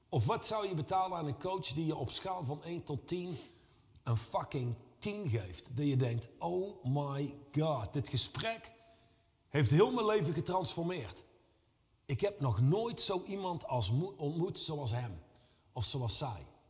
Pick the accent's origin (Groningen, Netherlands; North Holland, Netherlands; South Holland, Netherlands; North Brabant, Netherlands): North Brabant, Netherlands; Reusel; ik kom uit Reuzel.